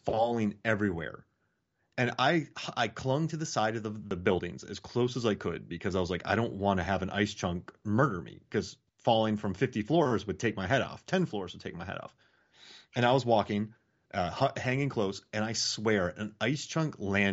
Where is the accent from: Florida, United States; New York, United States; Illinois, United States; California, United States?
Florida, United States; also born or lived in Wisconsin / Georgia; I grew up in Florida and Georgia